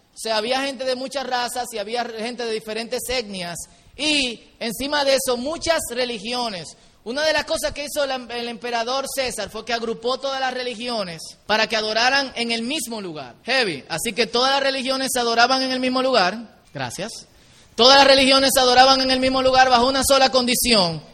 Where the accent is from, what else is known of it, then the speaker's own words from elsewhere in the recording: Dominican Republic; como buen dominicano